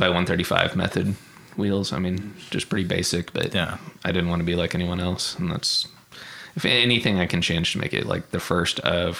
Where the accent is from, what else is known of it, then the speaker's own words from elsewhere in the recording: Stillwater, Oklahoma, United States; everyone in Stillwater they either have like farms or big trucks and things like that. So that's kind of something that we grew around in high school.